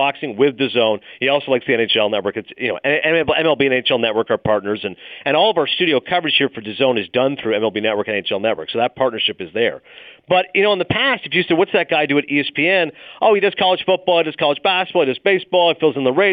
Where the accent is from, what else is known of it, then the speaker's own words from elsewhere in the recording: Ontario, Canada; moved away as an adult; also born or lived in Toronto, Ontario / Bristol, Connecticut; now in New York, United States; Even though I was born in Toronto, I grew up in a small town. From ages 11 to 18, I lived in Morvan, Ontario, population 500